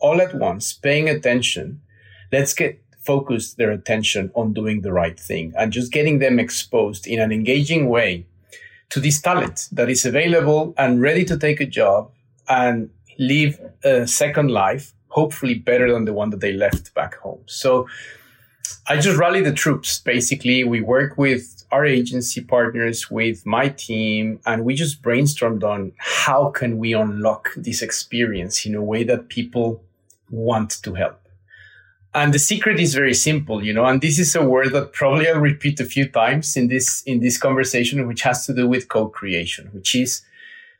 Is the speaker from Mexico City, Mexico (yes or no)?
yes; Mexico City, Mexico; I was born and raised in Mexico City with my mom and my dad